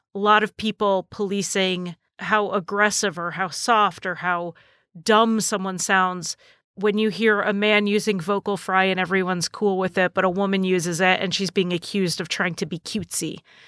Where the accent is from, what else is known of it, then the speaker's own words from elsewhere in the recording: New England, United States; accent: slightly New England; my accent is slightly New England